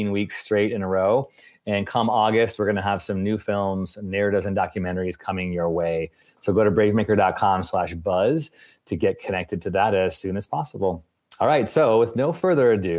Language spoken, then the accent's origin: English; Chicago, Illinois, United States; Chicago, which is where I'm from.